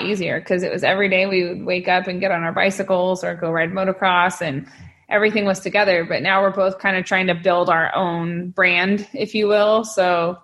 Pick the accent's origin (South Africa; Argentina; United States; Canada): United States; Northern California; now in San Diego, United States; Up in Northern California